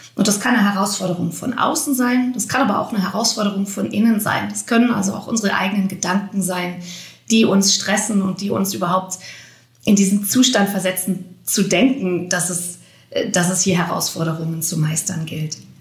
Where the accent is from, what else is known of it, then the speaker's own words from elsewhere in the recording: Germany; hier bei uns in Deutschland